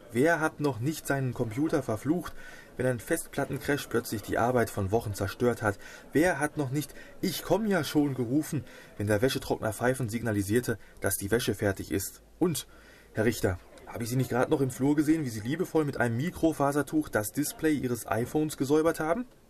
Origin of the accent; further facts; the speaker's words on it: Hamm, North Rhine-Westphalia, Germany; meiner Heimatstadt hier in Hamm